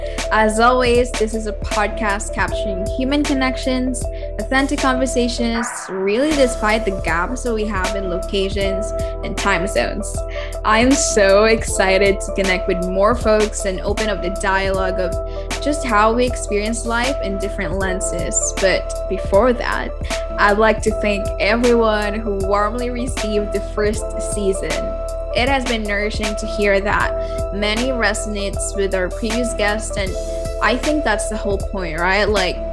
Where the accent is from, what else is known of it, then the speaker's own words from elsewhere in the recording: Philippines; as the Filipina who lives here in the Philippines.